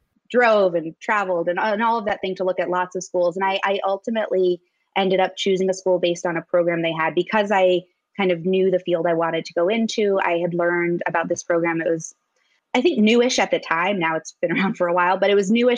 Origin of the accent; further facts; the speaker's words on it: Maryland, United States; I grew up in Maryland in a suburb of DC.